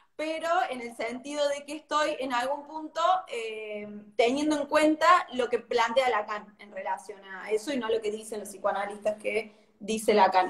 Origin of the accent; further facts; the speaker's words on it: Córdoba, Argentina; Yo soy de Córdoba